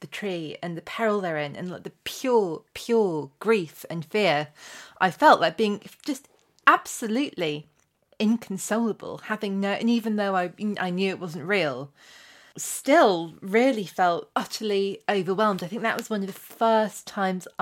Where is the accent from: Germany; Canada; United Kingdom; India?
United Kingdom; England; I grew up in England, but in a very practicing Catholic family